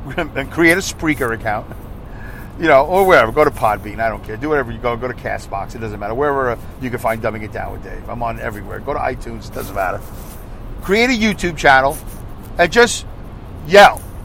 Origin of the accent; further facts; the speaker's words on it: United States; I'm just an American